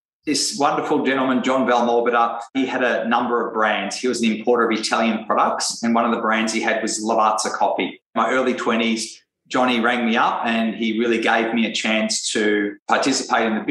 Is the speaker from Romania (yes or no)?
no; Australia; I'm from Australia